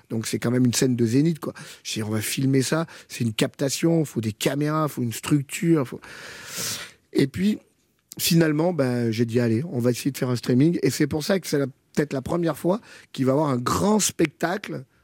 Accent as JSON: {"language": "French", "country": "France", "said": "Et, puis finalement, je suis jamais allé travailler là-bas parce que je suis français."}